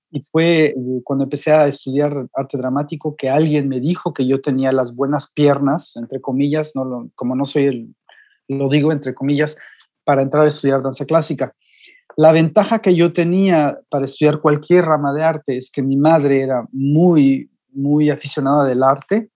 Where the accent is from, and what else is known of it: Mexico; moved away as an adult; now in Europe